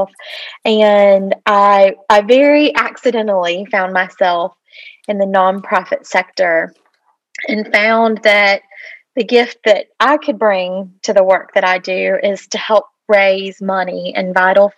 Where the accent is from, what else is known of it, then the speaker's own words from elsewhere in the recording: Atlanta, Georgia, United States; I am originally from the Atlanta area and grew up in the city